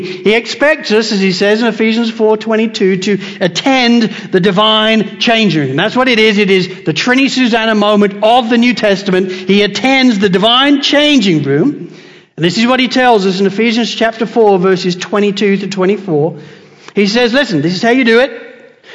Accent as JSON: {"language": "English", "region": "England", "country": "United Kingdom", "also_born_or_lived": "United States", "moved": "yes", "lives_now": "Australia", "said": "I'm English"}